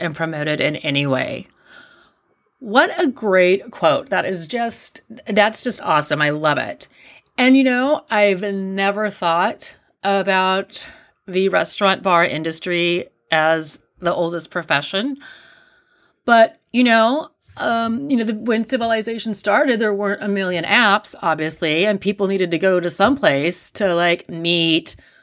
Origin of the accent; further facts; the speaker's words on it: Riverbank, California, United States; I grew up in Riverbank